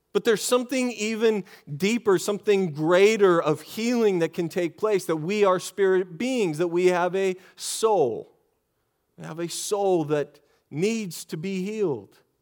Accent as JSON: {"language": "English", "region": "Texas", "country": "United States", "said": "I'm from Texas."}